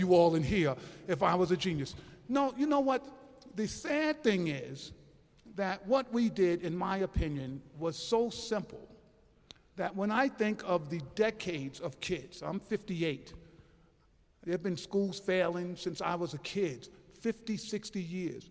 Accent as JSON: {"language": "English", "town": "New York City", "region": "New York", "country": "United States", "said": "I'm from New York City"}